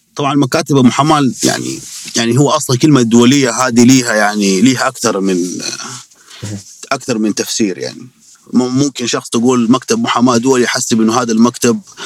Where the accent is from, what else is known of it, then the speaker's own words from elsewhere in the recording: Saudi Arabia; عندنا في السعودية